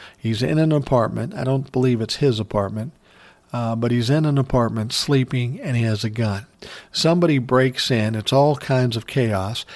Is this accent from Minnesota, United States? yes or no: yes; Minneapolis, Minnesota, United States; I grew up in South Minneapolis.